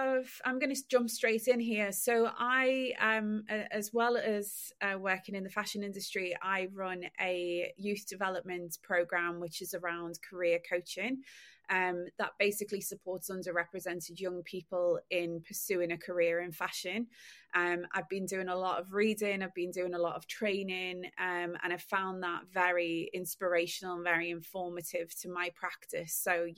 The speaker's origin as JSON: {"language": "English", "town": "Liverpool", "region": "North West England", "country": "United Kingdom", "lives_now": "London, United Kingdom", "said": "I am a Scouser that lives in London and has been working in the luxury fashion industry for the last 12 years."}